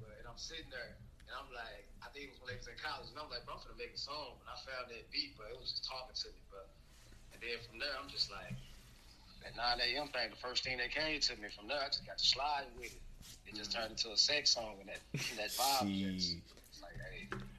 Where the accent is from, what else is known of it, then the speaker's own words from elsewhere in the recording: East St. Louis, Illinois, United States; also born or lived in Madison, Illinois; I'm from East St. Louis, Illinois, originally. Put on for Madison, Illinois, though, you know, that's my people.